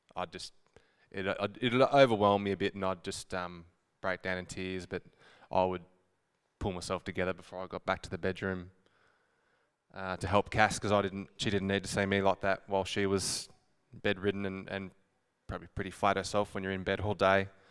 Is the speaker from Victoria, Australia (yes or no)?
yes; Horsham, Victoria, Australia; I'm born and bred Horsham. Um, I grew up in Haven.